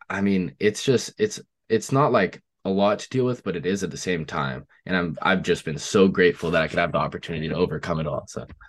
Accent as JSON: {"language": "English", "region": "Oregon", "country": "United States", "said": "I'm from Oregon"}